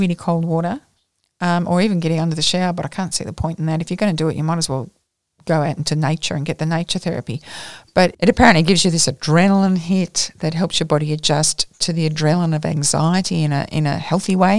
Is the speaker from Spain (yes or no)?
no; Australia; we're Australian, and there's something in our culture that insists on us doing this